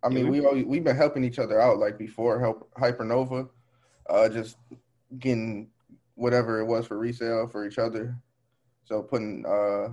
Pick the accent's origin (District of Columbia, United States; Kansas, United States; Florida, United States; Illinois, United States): Illinois, United States; Waukegan; I'm from just north of Chicago, Waukegan